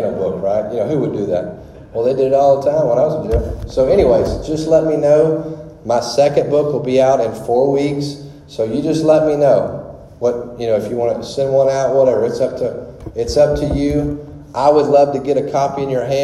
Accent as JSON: {"language": "English", "region": "Louisiana", "country": "United States", "said": "I am from Louisiana. Of course, you can tell this boy ain't from the North."}